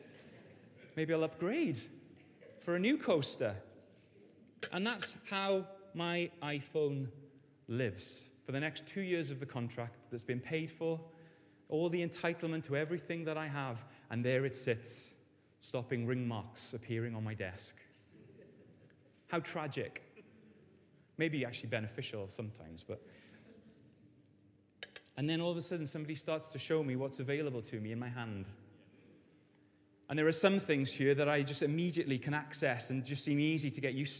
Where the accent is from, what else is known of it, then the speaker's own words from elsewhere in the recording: Wales, United Kingdom; As a Welshman and a Welsh rugby fan